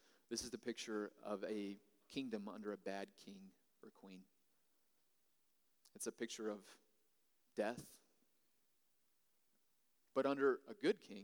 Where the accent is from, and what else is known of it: United States